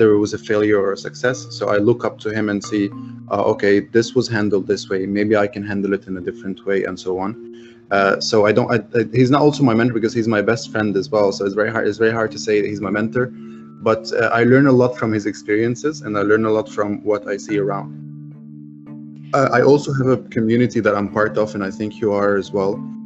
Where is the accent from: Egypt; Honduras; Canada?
Egypt; English is a second language; being Egyptian